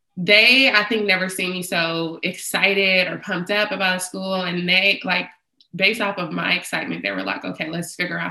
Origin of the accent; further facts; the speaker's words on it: San Francisco, California, United States; I'm born and raised in San Francisco